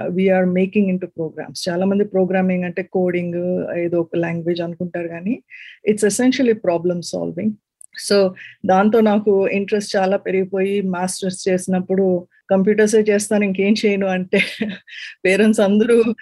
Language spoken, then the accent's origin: Telugu; Visakhapatnam, Andhra Pradesh, India; moved away as an adult; also born or lived in Warangal, India / Bengaluru, India / Munich, Germany / Hamburg, Germany; now in California, United States; నేను ఒరిజినల్ గా వైజాగ్ నుంచి